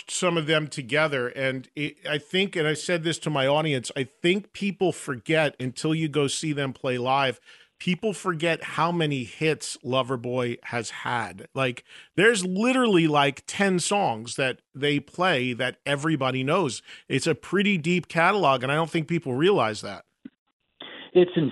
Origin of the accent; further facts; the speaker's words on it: Whittier, California, United States; moved away as an adult; now in East Coast, United States; I grew up in California. I was born in Whittier